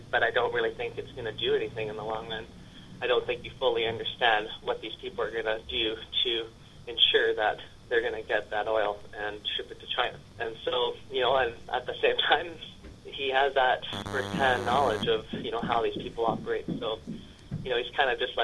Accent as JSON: {"language": "English", "town": "Prince Rupert", "region": "British Columbia", "country": "Canada", "tie": "born or raised there", "also_born_or_lived": "Vanderhoof", "said": "I was raised in Prince Rupert with my mom and my stepdad"}